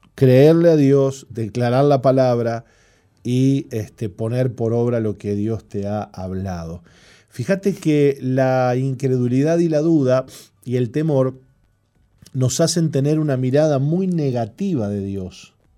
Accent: Montevideo, Uruguay; Yo me crié adentro del Parque Central

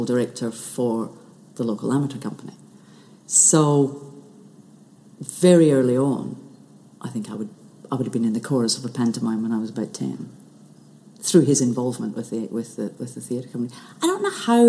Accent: Shetland, Scotland, United Kingdom; growing up in Shetland, there was no television.

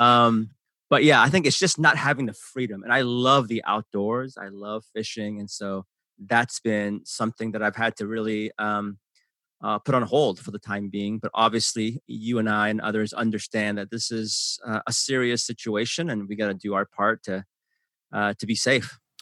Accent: San Francisco, California, United States; English is a second language; also born or lived in Seoul, South Korea; I grew up in San Francisco, uh, that's where my heart is still

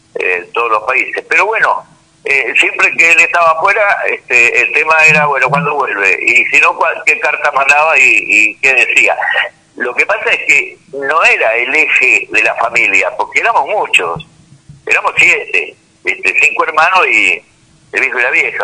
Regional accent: Buenos Aires, Argentina; also born or lived in Córdoba, Argentina; nací en Córdoba. De ahí vinimos a Buenos Aires. estuvimos con 12 años viviendo en la misma casa

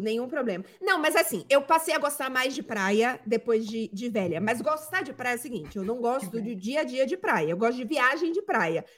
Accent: Salvador, Bahia, Brazil; eu sou, sou de Salvador

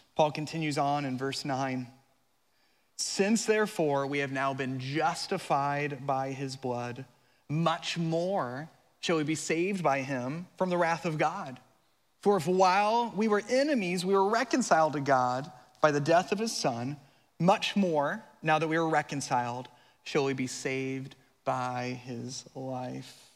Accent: Colorado, United States; now in Florida, United States; I'm from Colorado

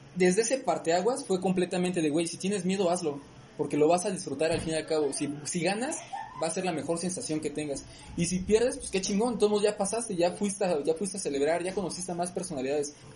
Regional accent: Morelia, Michoacán, Mexico; soy de aquí de Morelia.

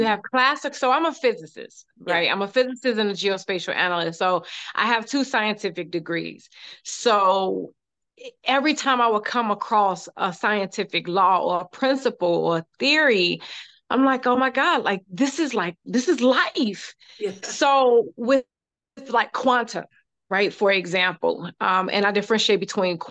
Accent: Chicago, Illinois, United States; I am from the South Side of Chicago

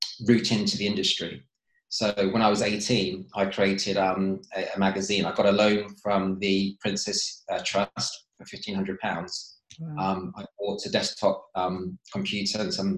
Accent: Bracknell, South East England, United Kingdom; also born or lived in Reading; We grew up in Bracknell and went to school, then we went to Reading after that.

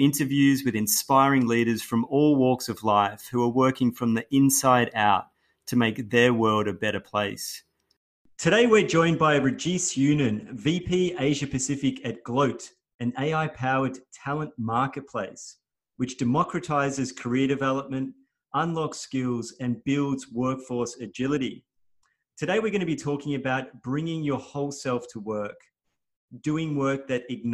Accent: Melbourne, Victoria, Australia; I grew up in Melbourne

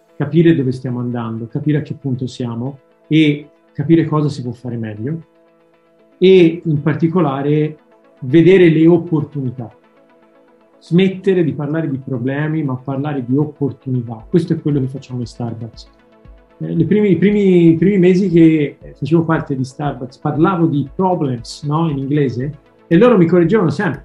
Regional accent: Florence, Tuscany, Italy; in toscano proprio, che io sono di Firenze

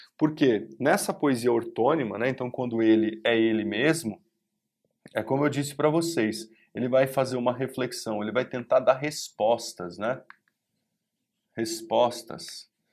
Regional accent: Brazil

